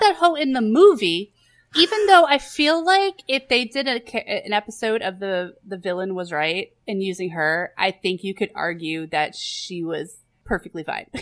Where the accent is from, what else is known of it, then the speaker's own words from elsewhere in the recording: New York, United States; We're from New York.